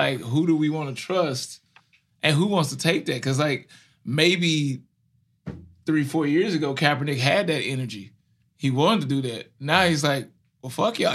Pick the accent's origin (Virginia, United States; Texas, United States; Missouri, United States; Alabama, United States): Missouri, United States; Ferguson; I grew up in Ferguson